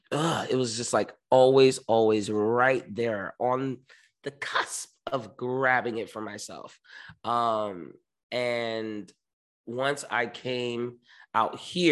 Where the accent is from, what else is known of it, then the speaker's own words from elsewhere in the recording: New York, United States; moved away; but I came from New York and New York is a hustle just to survive.